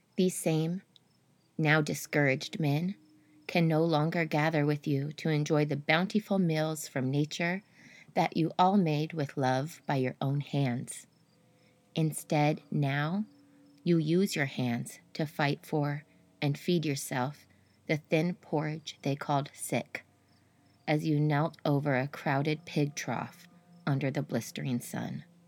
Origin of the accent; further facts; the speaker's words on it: Sonora, California, United States; where I'm from Gold Country, Sonora, California, the queen of the southern mines